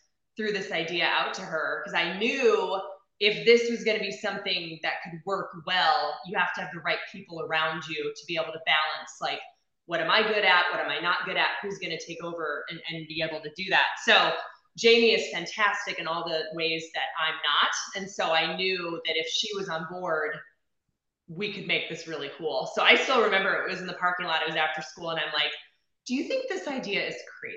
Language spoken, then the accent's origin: English; Phoenix, Arizona, United States; now in Cincinnati area, United States; So I'm from Phoenix originally